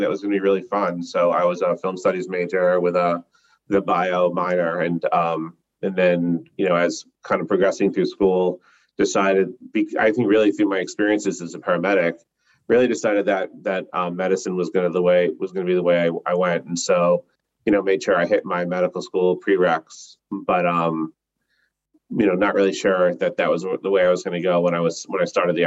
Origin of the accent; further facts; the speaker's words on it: Long Island, New York, United States; moved away as an adult; also born or lived in Atlanta, Georgia; I grew up on Long Island